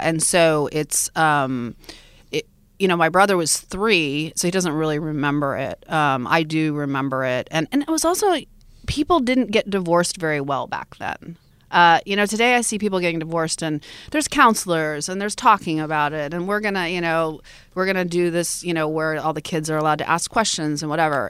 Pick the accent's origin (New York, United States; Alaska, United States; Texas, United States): Alaska, United States; Fairbanks; I grew up in Fairbanks, Alaska too, which is really hardcore Alaska